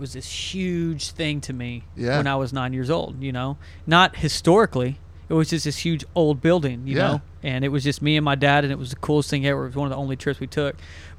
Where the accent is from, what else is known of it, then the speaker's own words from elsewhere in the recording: East Texas, United States; You know, we're from East Texas